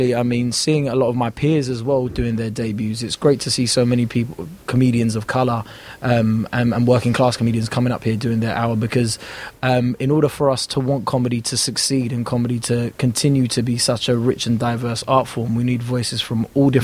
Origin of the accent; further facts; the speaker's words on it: London, United Kingdom; where I grew up was great, because I was amongst so many different cultures